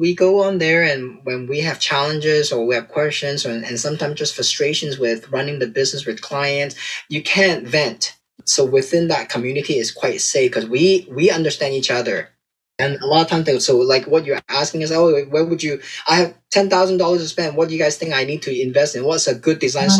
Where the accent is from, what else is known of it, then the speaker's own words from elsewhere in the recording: Canada; we are Canadian, so we have a Canadian website